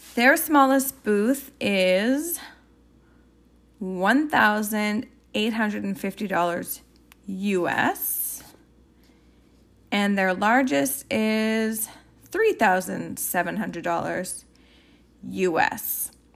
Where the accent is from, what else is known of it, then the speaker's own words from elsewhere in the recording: Canada; I'm Canadian